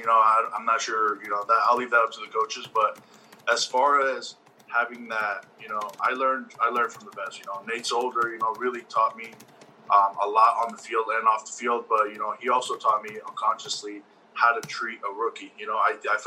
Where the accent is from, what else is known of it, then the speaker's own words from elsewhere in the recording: Las Vegas, Nevada, United States; We're both from Las Vegas, Nevada